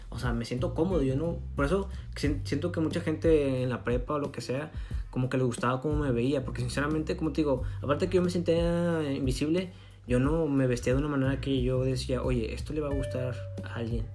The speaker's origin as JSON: {"language": "Spanish", "region": "northern Mexico", "country": "Mexico", "accent": "northern", "said": "del norte, ¿sabes? Que aquí tenemos un tono muy, muy distinguido"}